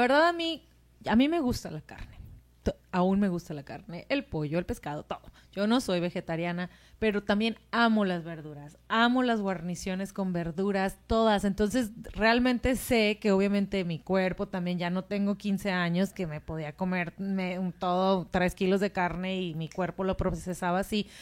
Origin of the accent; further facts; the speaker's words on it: Mexico; en México tenemos los tamales